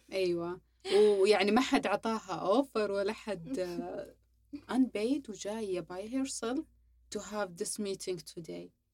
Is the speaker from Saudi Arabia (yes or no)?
yes; Saudi Arabia; سعودي صافي تربينا في السعودية درسنا في السعودية جميع مراحلنا في السعودية